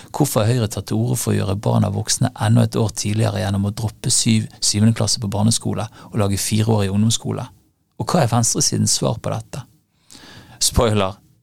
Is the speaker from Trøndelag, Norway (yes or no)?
no; Bergen, Vestland, Norway; I min hjemby Bergen